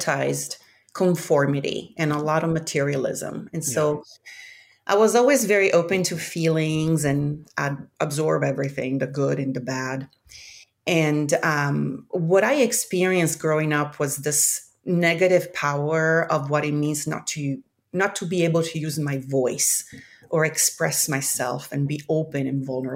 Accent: Milan, Lombardy, Italy; moved away as an adult; also born or lived in Africa / Central America; now in San Francisco, United States; I grew up in Milan in Italy, and I moved to the States when I was about 20 years old

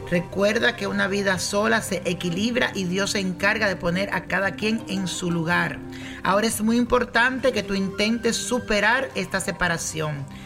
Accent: Venezuela; soy de Venezuela

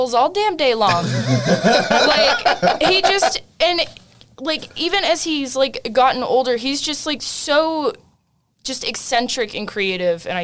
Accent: California, United States; moved away; I'm originally from California, and I have been here for a very long time, but California is very much in my blood

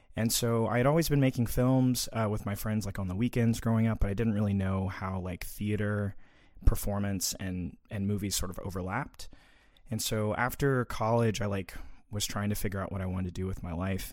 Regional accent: Little Rock, Arkansas, United States; also born or lived in Conway, Arkansas; I grew up in Little Rock, Arkansas.

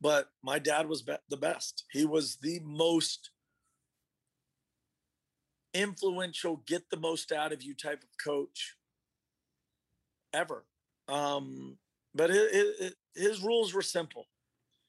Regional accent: Austin, Texas, United States; growing up in Austin, as my father's son, I just wanted to go to UT

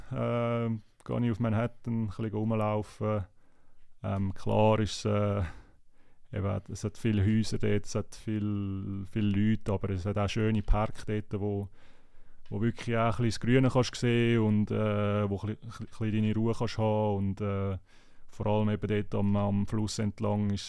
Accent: Zurich, Switzerland; Ich meine, ich bin selber ein Zürcher und habe dort gespielt

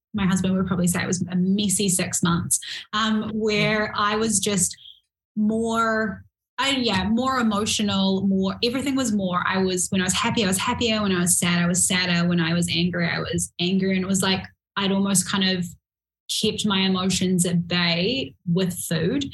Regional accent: New Zealand; I'm from New Zealand

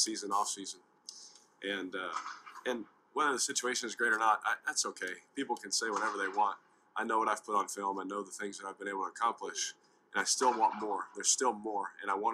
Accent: Fresno, California, United States; I'm from Fresno, California, you know, born in Fresno

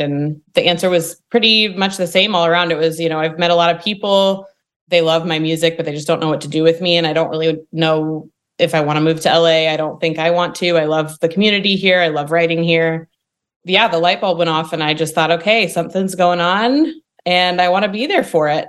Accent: Indiana, United States; now in Nashville, United States; I'm from Indiana originally

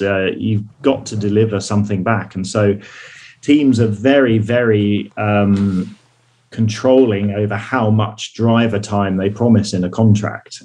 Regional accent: United Kingdom; I'm British.

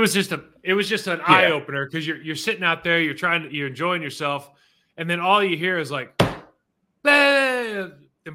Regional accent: California, United States; now in Texas, United States; I used to be from California. I'm from Texas now.

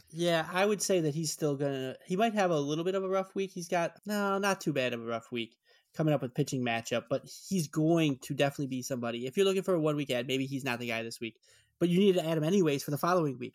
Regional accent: Chicago, Illinois, United States; I'm from Chicago

